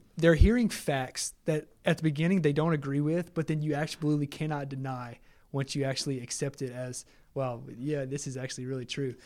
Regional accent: Lake Charles, Louisiana, United States; I'm a hometown guy, like, Magnese is my hometown. uh, in Lake Charles and Magnese College

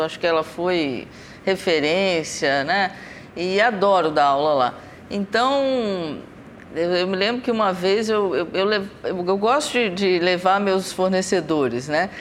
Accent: Brazil; como cozinheira, como brasileira

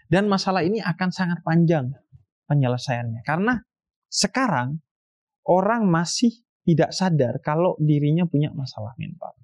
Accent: Bondowoso, East Java, Indonesia; di kampung saya di Bondoso.

